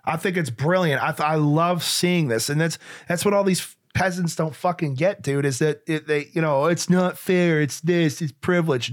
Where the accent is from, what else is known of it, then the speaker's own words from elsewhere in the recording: Western New York, United States; also born or lived in Nashua, New Hampshire; Western New York